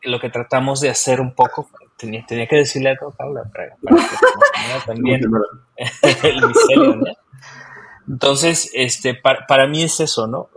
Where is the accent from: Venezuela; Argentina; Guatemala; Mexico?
Mexico; moved away as an adult; now in New Zealand; yo nací en México